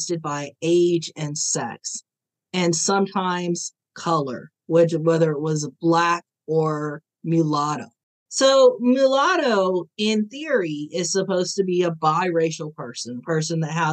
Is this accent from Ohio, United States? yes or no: yes; Ohio, United States; I was born in Ohio.